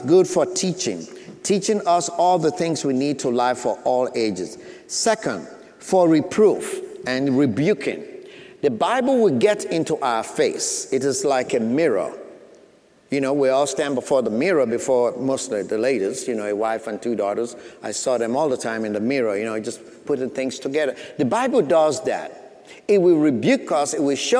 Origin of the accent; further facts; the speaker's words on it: Sierra Leone; moved away; I grew up back in Sierra Leone, West Africa